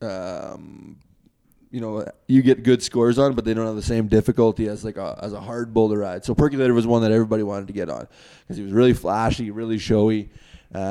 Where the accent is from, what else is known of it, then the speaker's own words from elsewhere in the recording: Canada; me coming across the border as a Canadian